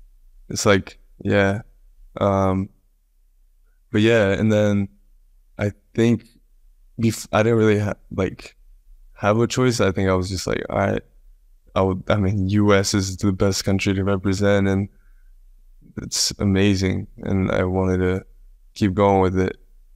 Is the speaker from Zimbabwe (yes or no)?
no; Japan; born there; moved away; also born or lived in Dubai / United States; Yeah, it was kind of crazy because I was born in Japan.